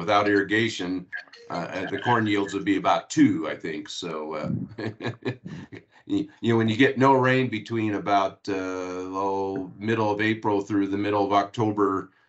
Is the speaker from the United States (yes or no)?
yes; Washington, United States; out in my area where I grew up in Washington State.